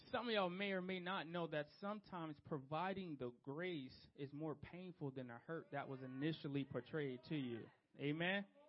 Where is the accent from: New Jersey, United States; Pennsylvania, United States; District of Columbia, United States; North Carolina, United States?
New Jersey, United States; Trenton; Street kid. I'm from Trenton, New Jersey